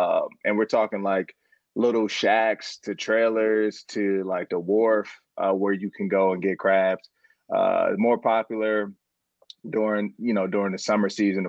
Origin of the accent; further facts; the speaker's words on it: Maryland, United States; I'm from Maryland.